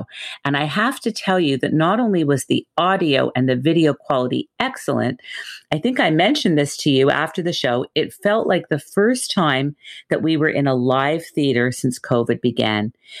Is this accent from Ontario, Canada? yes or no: no; Montreal, Quebec, Canada; Montreal's McGill University, which is my hometown